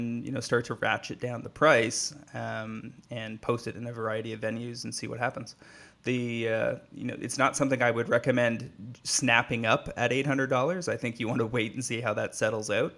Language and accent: English; Canada; as a Canadian